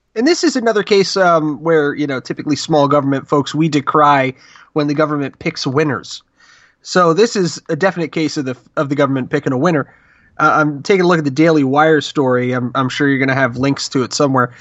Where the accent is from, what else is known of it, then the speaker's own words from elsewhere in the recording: Rust Belt town of 27, United States; I grew up as a Republican in that town